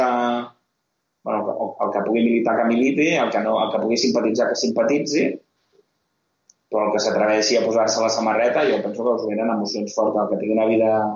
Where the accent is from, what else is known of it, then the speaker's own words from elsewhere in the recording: Catalonia, Spain; sóc català, per tant no sóc espanyol.